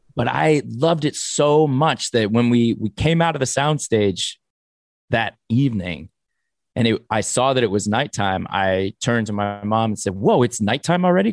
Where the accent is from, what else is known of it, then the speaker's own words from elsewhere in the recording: Los Angeles, California, United States; I grew up in the valley, in, uh, Sherman Oaks